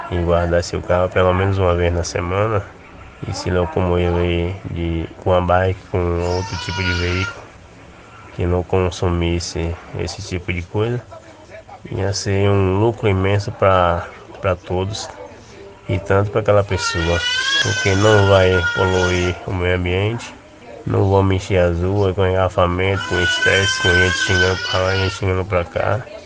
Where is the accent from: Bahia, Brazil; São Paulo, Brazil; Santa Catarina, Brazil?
Bahia, Brazil; Feira de Santana; Eu sou natural de Feira de Santana e eu morava ali em Feira, num bairro chamado Parque P.